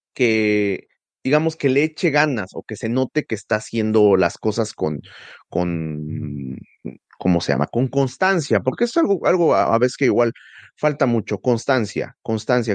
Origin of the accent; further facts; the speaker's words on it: Tulancingo, Hidalgo, Mexico; yo crecí en Tulancingo